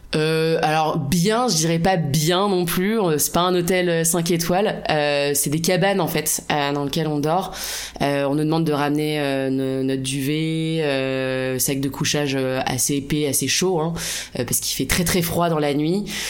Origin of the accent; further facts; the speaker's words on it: La Rochelle, Nouvelle-Aquitaine, France; je viens de La Rochelle, mon prénom est d'origine vietnamienne